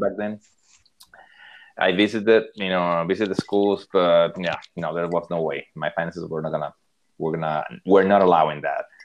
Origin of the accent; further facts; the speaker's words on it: Monterrey, Nuevo León, Mexico; moved away as an adult; also born or lived in Sarasota, Florida / Austin, Texas; I'm from Monterrey, Monterrey, Mexico.